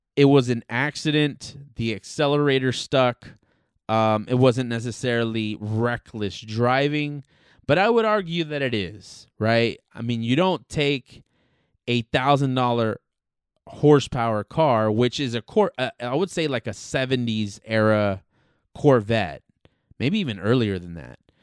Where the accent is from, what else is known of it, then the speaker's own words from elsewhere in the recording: Los Angeles, California, United States; born and raised in Southern California, born and raised in Los Angeles specifically